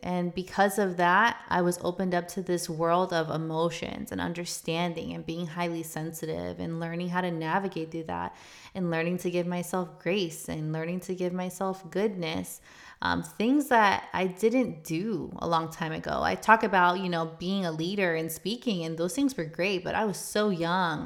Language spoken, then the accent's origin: English; South Florida, United States; moved away as an adult; also born or lived in Chicago; We're from South Florida.